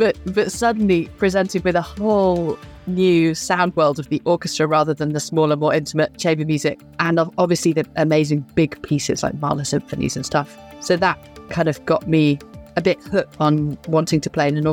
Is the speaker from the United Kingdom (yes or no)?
yes; United Kingdom; being a British cellist